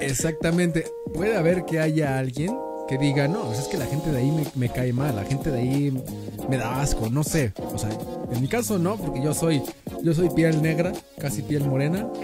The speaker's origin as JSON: {"language": "Spanish", "country": "Mexico", "said": "nosotros no nos apoyamos como mexicanos"}